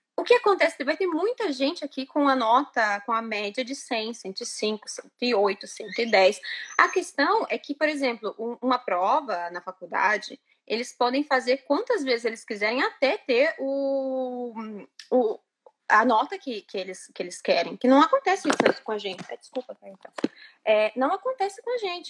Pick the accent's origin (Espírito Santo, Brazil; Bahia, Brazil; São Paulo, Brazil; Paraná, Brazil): Paraná, Brazil; Londrina; moved away as an adult; also born or lived in Florianópolis, Brazil; now in Italy; eu nasci em Londrina, no Paraná, e os últimos anos da minha vida eu morei em Florianópolis